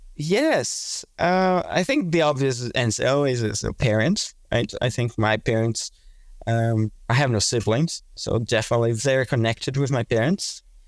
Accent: Brazil; moved away as an adult; also born or lived in Melbourne, Australia; now in Singapore; I'm originally from Brazil.

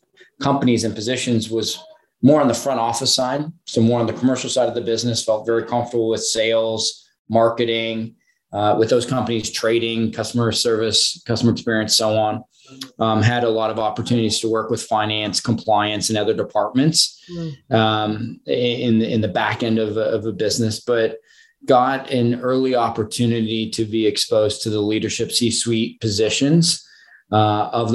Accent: Southern Ontario, Canada; moved away as an adult; also born or lived in Toronto; now in Austin, United States; when you're born and raised in Southern Ontario, you live in Southern Ontario

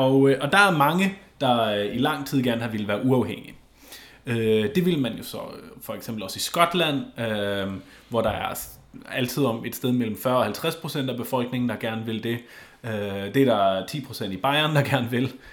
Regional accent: Schleswig-Holstein, Germany; moved away; Schleswig-Holsten. Lige der, hvor jeg kommer fra

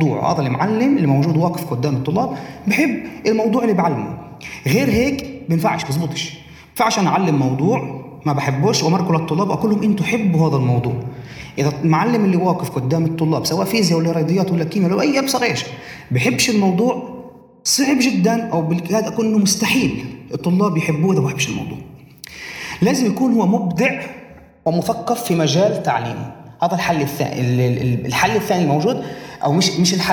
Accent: Tayibe, Central District, Israel; فهي اليوم اسمها الطيبة بنحكي عن تقريبا ما يقارب 100% مسلمين

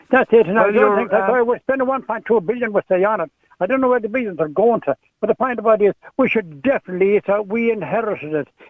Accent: Ireland; We're reared in Ireland. We can't speak our own confounded language.

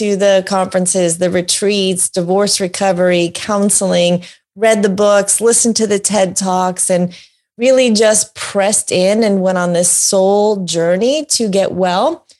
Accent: New York, United States; born and raised in New York

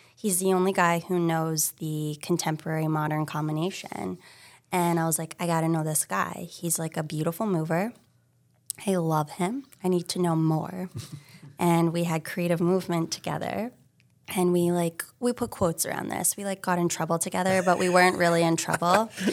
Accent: Hilton Head Island, South Carolina, United States; also born or lived in San Francisco; now in Massachusetts, United States; I grew up in South Carolina, Hilton Head Island

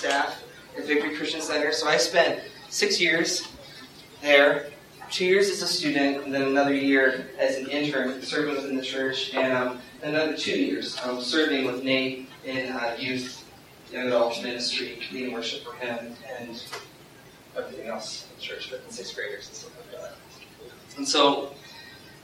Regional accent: Youngstown, Ohio, United States; I come from Youngstown, Ohio

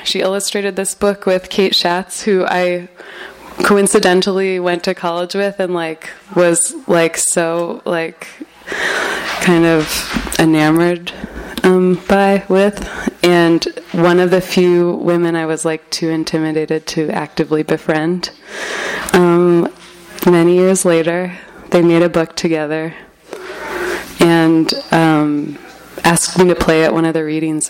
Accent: Berkeley, California, United States; I'm from Berkeley

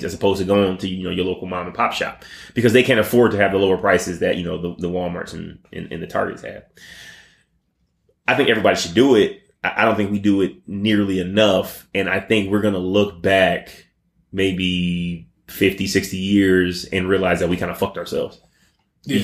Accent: United States; We as the American people.

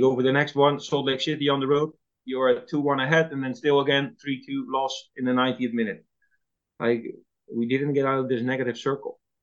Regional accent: Netherlands; English is a second language; moved away as an adult; also born or lived in Toronto, Canada

